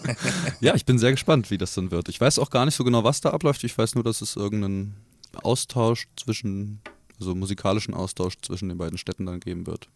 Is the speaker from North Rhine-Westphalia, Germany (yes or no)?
no; area around Korbach, Hesse, Germany; now in Kassel, Germany; ich gebürtig aus der Gegend komme